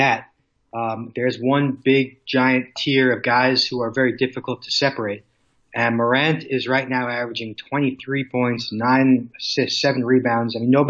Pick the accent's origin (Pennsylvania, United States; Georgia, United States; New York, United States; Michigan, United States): New York, United States; New York City; I'm a New Yorker. I live a few minutes from the Garden.